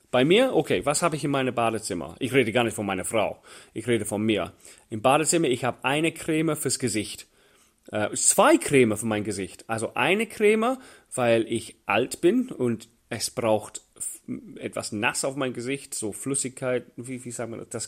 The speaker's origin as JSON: {"language": "German", "region": "England", "country": "United Kingdom", "second_language": "German", "said": "Für mich als, als Engländer war das völlig fremd. Niemals in England wird ein Mann Handcreme dabei haben oder ein Tempo. Männer tun das nicht, wo ich herkomme."}